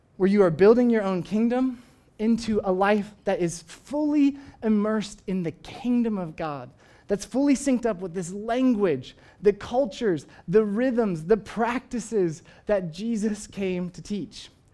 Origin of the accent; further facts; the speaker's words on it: United States; I, I, of course, am an American. I, I am proud of being an American. I, I love coming from this country.